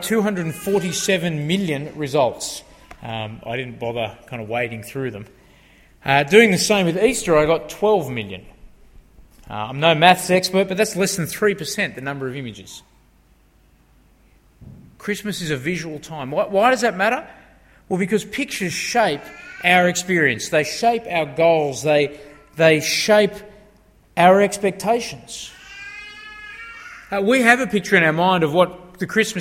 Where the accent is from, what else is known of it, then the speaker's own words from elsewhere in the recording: Australia; those of us who are born and bred in Australia